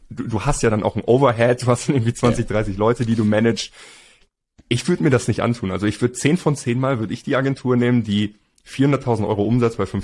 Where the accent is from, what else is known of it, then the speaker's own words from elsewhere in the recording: Hamburg, Germany; now in Spain; wir sind ja Hamburger.